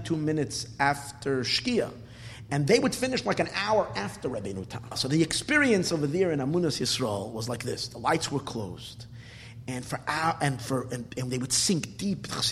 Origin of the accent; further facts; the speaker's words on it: New York City, New York, United States; When I was a kid growing up in Borough Park, I used to frequent that shul.